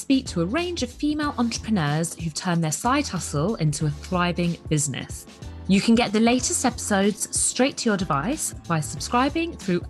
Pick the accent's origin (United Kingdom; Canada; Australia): United Kingdom; London; a fellow Londoner